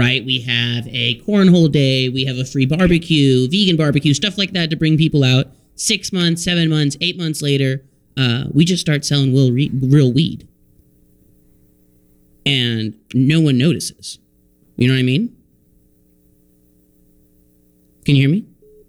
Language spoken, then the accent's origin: English; Texas, United States; I'm lucky enough to be from the great state of Texas, myself.